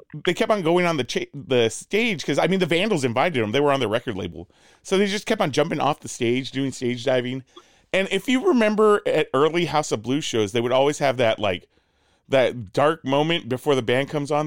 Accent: Southern California, United States; also born or lived in El Paso, Texas; I grew up in uh in Southern California for the most part, but like uh mm. you know we did we did live a little bit in El Paso

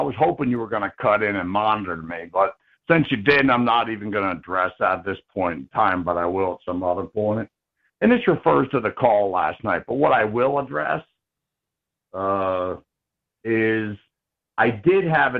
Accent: Pennsylvania, United States; because I'm … from the Commonwealth, first, and also I'm a member of the Commonwealth of Pennsylvania.

